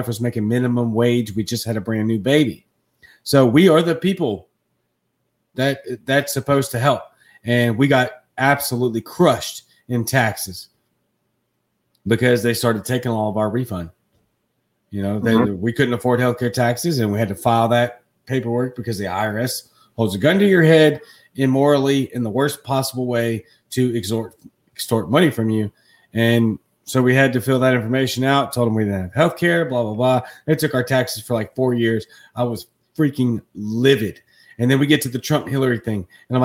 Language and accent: English; Baton Rouge, Louisiana, United States; now in Jackson, United States; I live in Mississippi. Okay, I'm from Baton Rouge, Louisiana. I live in Jackson, Mississippi.